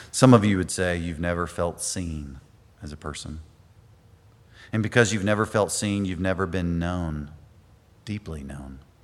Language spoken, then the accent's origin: English; United States; us as Americans